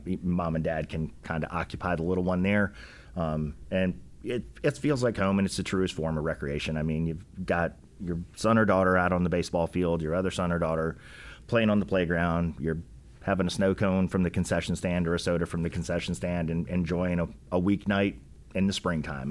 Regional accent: West Point, New York, United States; now in Rock Hill, United States; I was born in New York, grew up, um, right outside of West Point, New York, where the military academy is

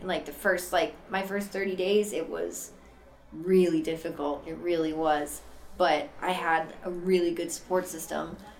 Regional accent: Boston, Massachusetts, United States; I'm originally from Boston, Massachusetts, born and raised

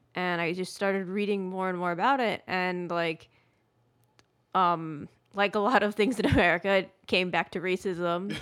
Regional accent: United States; moved away as an adult; also born or lived in Atlanta, United States; I grew up in New York and New Jersey my whole life

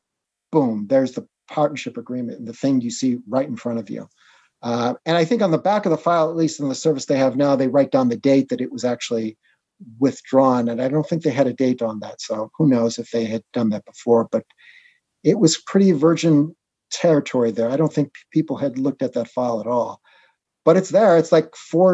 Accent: Chicago, Illinois, United States; I was born in Chicago

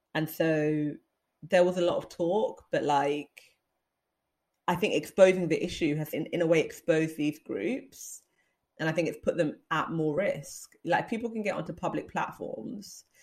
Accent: London, United Kingdom; We're from London. This is our country

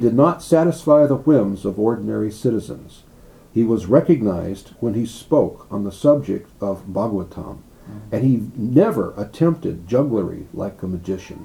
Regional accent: United States; I'm an American, I'm a boy

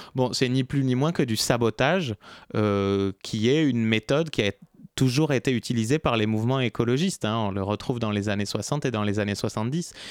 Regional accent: Basque Country, Nouvelle-Aquitaine, France; moved away as an adult; now in Paris, France; ça fait 12 ans que je suis à Paris, mais je suis du Pays Basque

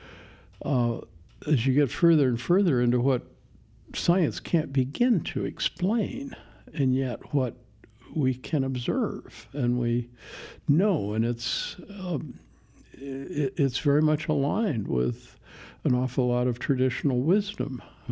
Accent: Longview, Washington, United States; Longview, Washington.

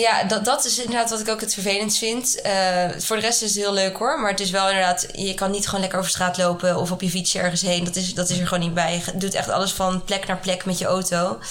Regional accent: Haarlem, North Holland, Netherlands; moved away as an adult; also born or lived in Amsterdam; now in Nairobi, Kenya; Ik kom oorspronkelijk uit Haarlem

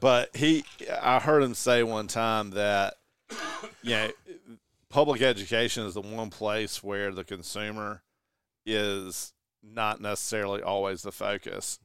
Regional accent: the South, United States; He's as Southern as we are

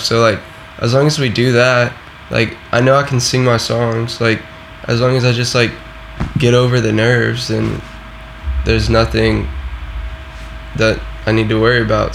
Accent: the South, United States; I am from the South, so Florida and you know Louisiana and all of that stuff.

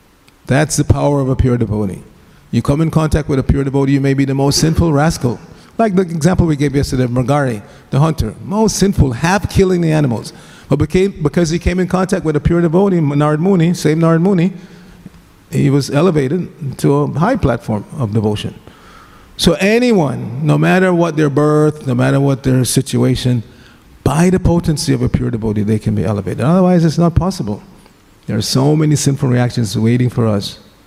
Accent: Gujarat, India; I'm from Gujarat, and there's this well-known Gujarati speaker

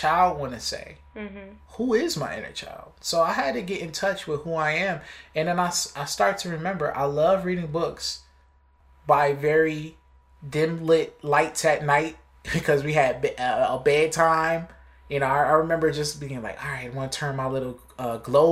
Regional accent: Buffalo, New York, United States; I'm from Buffalo

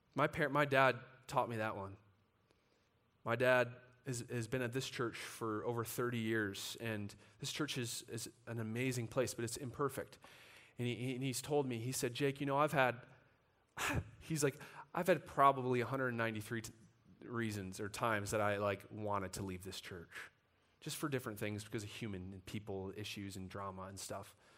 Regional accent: United States; we as American Christians

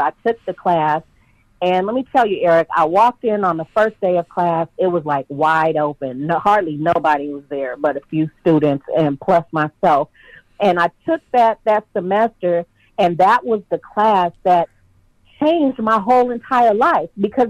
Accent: Los Angeles, California, United States; I grew up in South Los Angeles. I'm the third generation. My mom grew up on Central Avenue and 40-something by the Dunbar Hotel. And so I was born in the late 60s

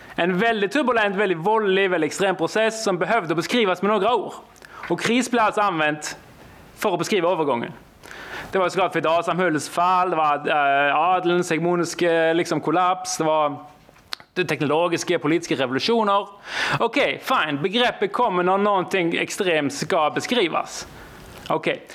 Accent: Norway; Swedish is a second language; Jag är alltså från Norge

